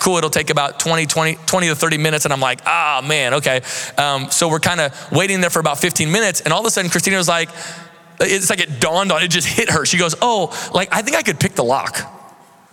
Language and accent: English; Seattle, Washington, United States; moved away as an adult; now in Central Florida, United States; We're from the Seattle area